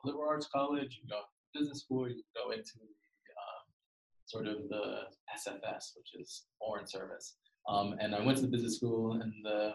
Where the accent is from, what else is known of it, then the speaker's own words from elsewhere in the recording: New York City, New York, United States; now in London, United Kingdom; I actually grew up in Queens in New York, and in a place called Jamaica, Queens